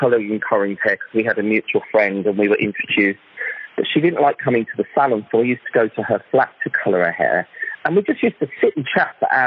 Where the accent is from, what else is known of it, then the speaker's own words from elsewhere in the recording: Birmingham, West Midlands, United Kingdom; moved away as an adult; also born or lived in Italy; now in London, United Kingdom; I was born in Birmingham originally, back in 19, whenever it was. and I started hairdressing when I left school, when I was 16, after I did my first set of exams. And basically started my training in Birmingham.